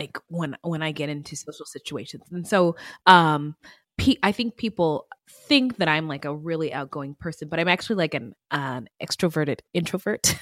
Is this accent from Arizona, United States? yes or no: yes; Arizona, United States; my home state